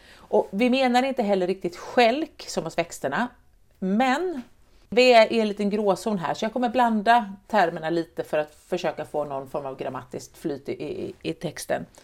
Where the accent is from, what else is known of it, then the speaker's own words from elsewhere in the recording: Sweden; Jag är uppväxt i Vättern